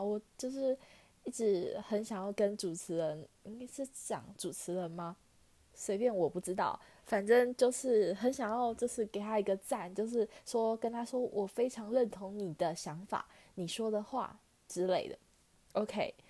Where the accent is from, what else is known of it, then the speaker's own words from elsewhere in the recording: Taichung, Taiwan; 我是台中人嘛